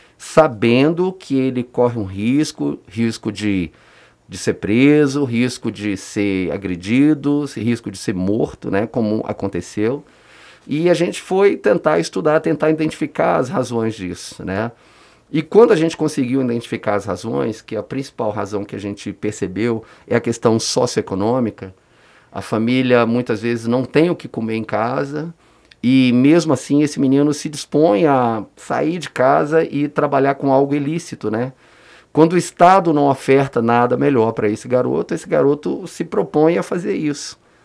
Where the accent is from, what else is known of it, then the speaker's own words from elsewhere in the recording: Brasília, Federal District, Brazil; no plano piloto, onde eu nasci, praticamente nasci e vivi a minha adolescência inteira